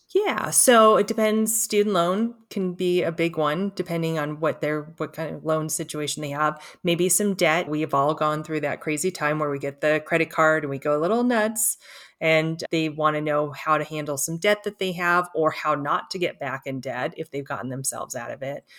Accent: Los Angeles, California, United States; I grew up in Los Angeles

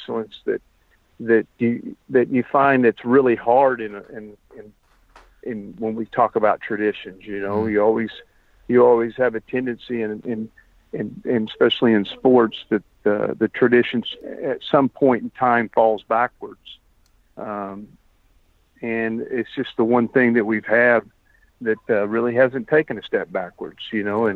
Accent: Del City, Oklahoma, United States; now in Stillwater, United States; I grew up in Del City, Oklahoma, you know, with, cement ponds

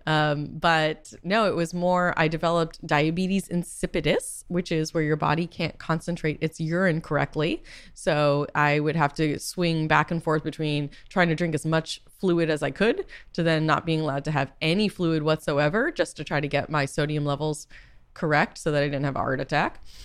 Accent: Boston, Massachusetts, United States; also born or lived in California; now in New York, United States; I am from Boston

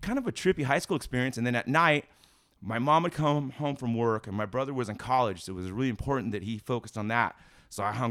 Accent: California, United States; I'm from California

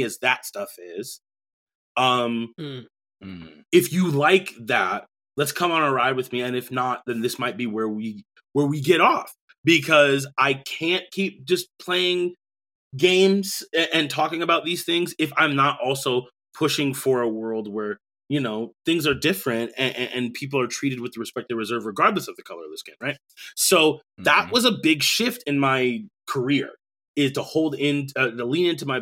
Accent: Rosemount, Minnesota, United States; also born or lived in Bronx, New York; I was raised in a primarily white area, Rosemont, Minnesota

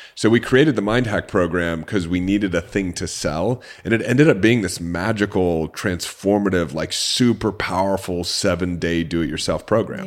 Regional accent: Orange County, California, United States; I grew up in Orange County, California, an upper middle class family

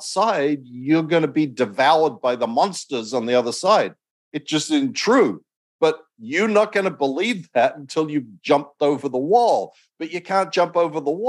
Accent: Australia; when I was growing up in Australia

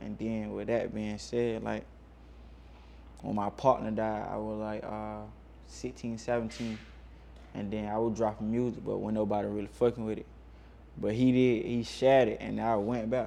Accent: Macon, Georgia, United States; now in Atlanta, United States; growing up in Macon

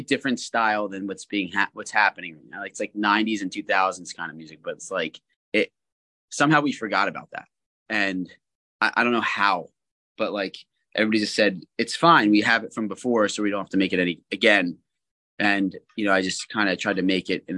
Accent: United States; moved away as an adult; also born or lived in New Jersey / Philadelphia, Pennsylvania; now in Los Angeles, United States; in Philadelphia in my hometown

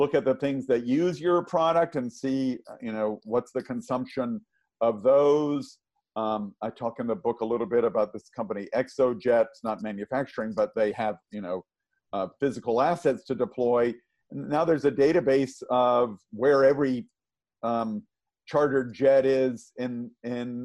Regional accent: the South, United States; I grew up in the South

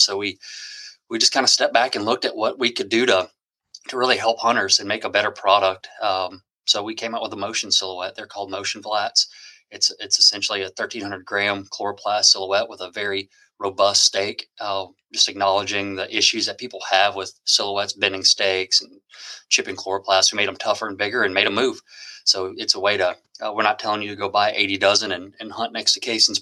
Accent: South Louisiana, United States; I've been chasing specs a long time growing up in South Louisiana

